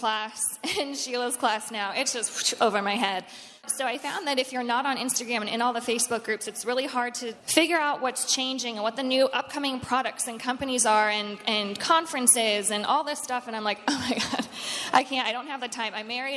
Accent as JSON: {"language": "English", "town": "Cleveland", "region": "Ohio", "country": "United States", "moved": "as an adult", "lives_now": "Nashville, United States", "said": "I'm from Cleveland, Ohio"}